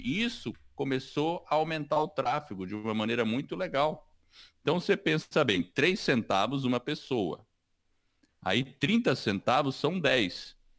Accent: Brazil; also born or lived in United States; eu sou americano e sou brasileiro ao mesmo tempo. Eu tenho dupla cidadania

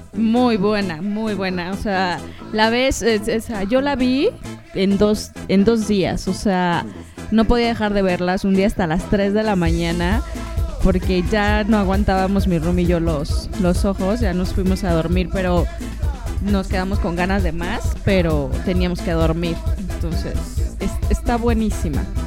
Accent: northern Mexico, Mexico; moved away as an adult; now in Mexico City, Mexico; Como buena norteña

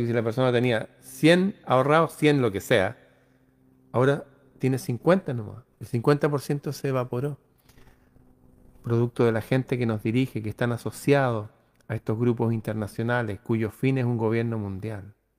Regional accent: Chile

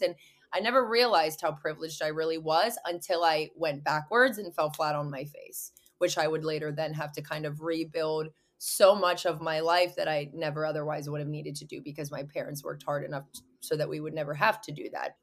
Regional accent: Pittsburgh, Pennsylvania, United States; also born or lived in Orange County, California; I'm from Pittsburgh, Pennsylvania, so I'm across, clear across the map

